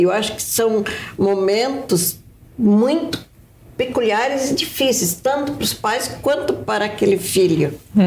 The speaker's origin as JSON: {"language": "Portuguese", "town": "Horizontina", "region": "Rio Grande do Sul", "country": "Brazil", "tie": "born or raised there", "moved": "yes", "lives_now": "Curitiba, Brazil", "said": "Eu sou de Curitiba, sou natural do Rio Grande do Sul, né, de Horizontina, é mas em Curitiba há muitos anos"}